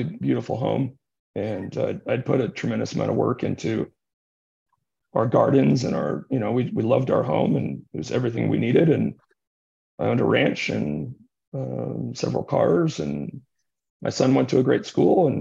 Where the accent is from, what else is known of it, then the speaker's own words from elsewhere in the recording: United States; moved away as an adult; also born or lived in Utah / Toronto; I'm an American